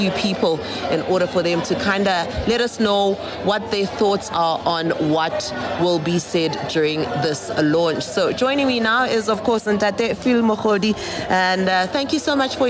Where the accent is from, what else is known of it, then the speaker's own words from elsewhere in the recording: Soweto, Gauteng, South Africa; I'm a Sowetan myself